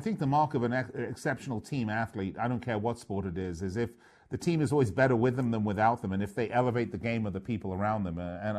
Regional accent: London, United Kingdom; moved away; from London, born and raised in London.

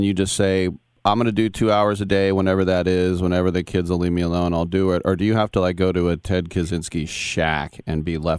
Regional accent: El Cerrito, California, United States; my hometown, El Cerrito, California

